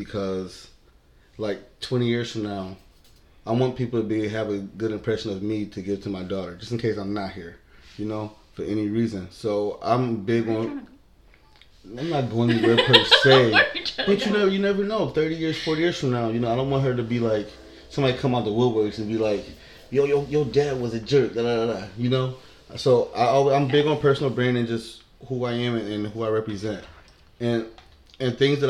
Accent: Buffalo, New York, United States; I was born and raised here in Buffalo, New York

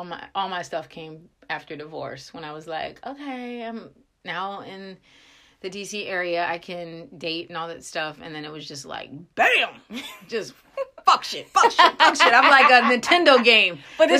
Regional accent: Frederick, Maryland, United States; Well, I am from Frederick, Maryland, and it has to be the most removed place from any real ghetto.

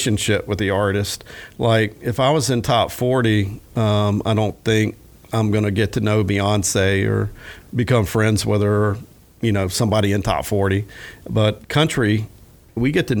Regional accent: Williston, Florida, United States; my hometown of Williston, where I grew up

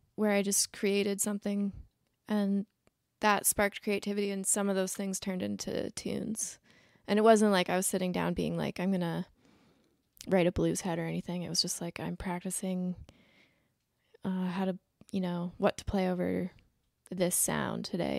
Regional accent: Ontario, Canada; moved away as an adult; now in Nova Scotia, Canada; I'm from Ontario, but I was living I haven't lived in Ontario in, like, thirteen years.

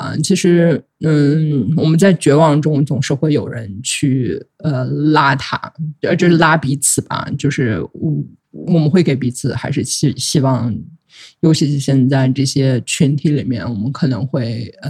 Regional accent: Urumqi, Xinjiang, China; 我从小长大在乌鲁木齐，没有没有见过有卖切糕这种事情。

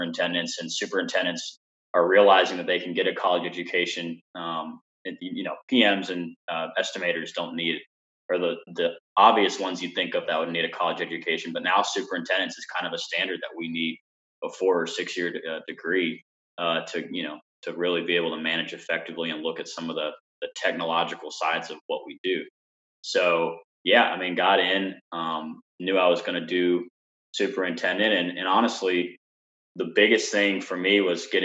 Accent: Alabama, United States; moved away as an adult; now in Atlanta, United States; my hometown in Alabama

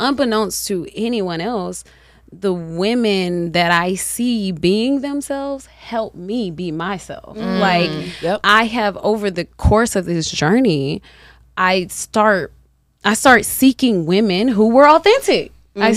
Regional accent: the South, United States; accent: southern

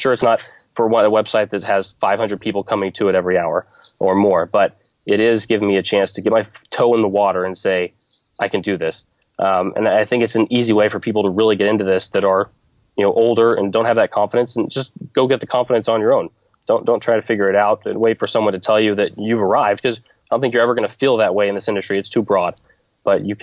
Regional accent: Fort Scott, Kansas, United States; in my hometown

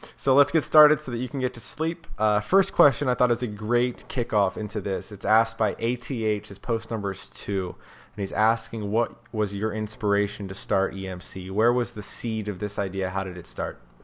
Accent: South Carolina, United States; growing up in South Carolina, I had no magic shop and I had no magicians nearby.

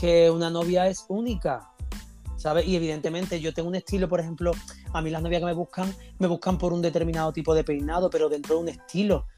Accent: Andalusia, Spain; moved away; volver a mi tierra, volver a Andalucía.

